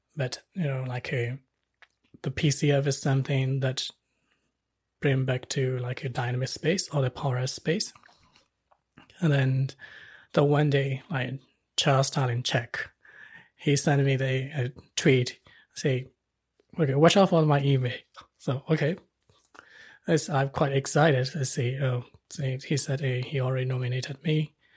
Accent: Myanmar; moved away as an adult; now in Wellington, New Zealand; I was born in Myanmar, and our culture is like a, you know, like a, most of the Asian countries

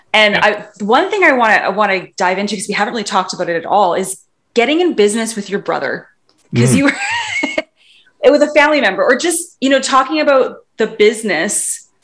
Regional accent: Vancouver, British Columbia, Canada; I'm from Vancouver too

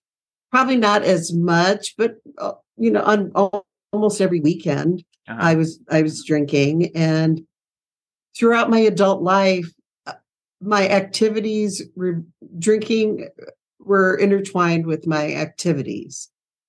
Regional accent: Iowa, United States; moved away; So I grew up in Iowa

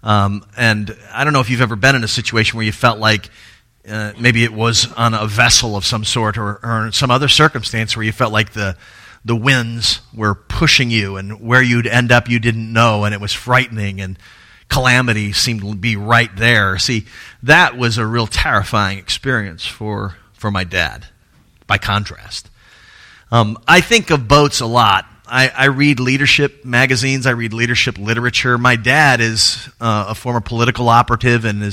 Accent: Tallahassee, Florida, United States; moved away; go home to Tallahassee, which is my hometown

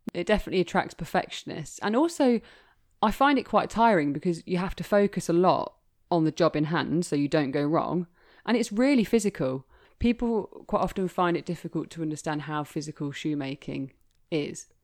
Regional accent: Leicester, East Midlands, United Kingdom; I'm from Leicester, which once was the capital of women's shoemaking

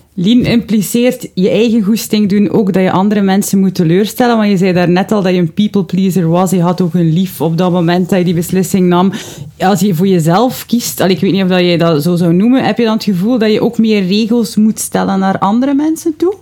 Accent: West Flanders, Belgium; bij ons in West-Vlaanderen

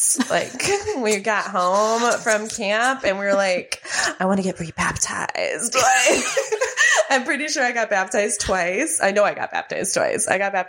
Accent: Mexico City, Mexico; moved away as an adult; now in United States; I grew up in Mexico City, Mexico.

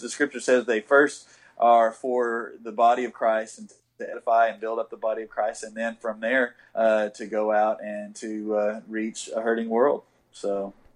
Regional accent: West Texas, United States; I grew up in West Texas

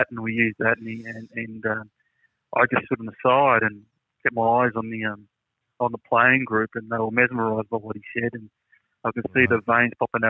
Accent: Greystanes, New South Wales, Australia; I'm from Greystones

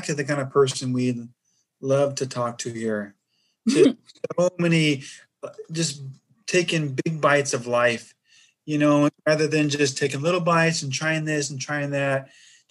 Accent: California, United States; I'm from California

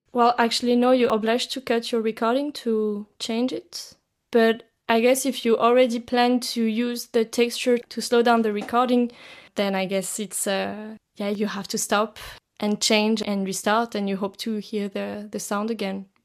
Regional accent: France; now in Zurich, Switzerland; I come from France, but I'm now based in Zurich, in Switzerland.

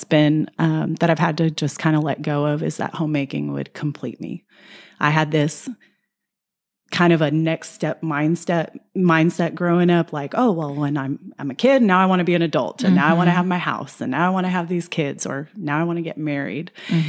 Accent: El Paso, Texas, United States; Yes, I'm from El Paso. We grew up in a home. We stayed in that home all through my growing up years. I didn't leave till I was 18.

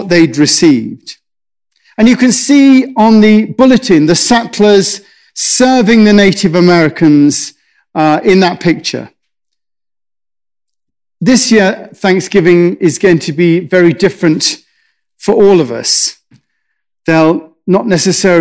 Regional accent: England, United Kingdom; I'm English

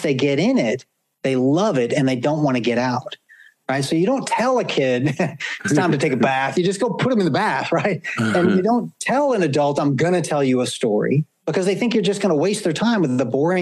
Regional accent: the South, United States; when I was a kid, Josh, growing up in the South

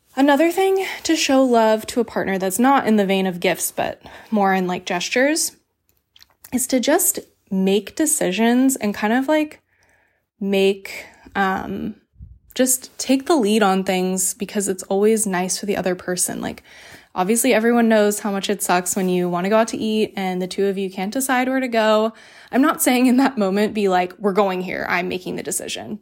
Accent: the South, United States; I grew up in the South

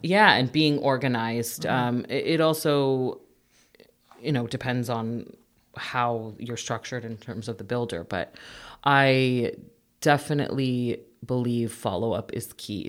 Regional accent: Mississauga, Ontario, Canada; also born or lived in Etobicoke / Toronto / King City; now in Oakville, Canada; I was born actually in Etobicoke. I lived most of my life in Mississauga. Um, went to school in uh, Mississauga as well

